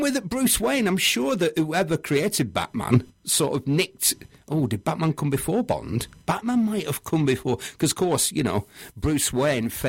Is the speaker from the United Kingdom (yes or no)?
yes; Manchester, North West England, United Kingdom; I'm from Manchester